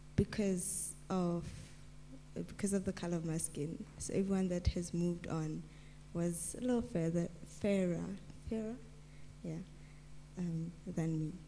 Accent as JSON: {"language": "English", "town": "Mahikeng", "region": "North West", "country": "South Africa", "tie": "born or raised there", "said": "And I'm from Mafeking. I was born in Mafeking."}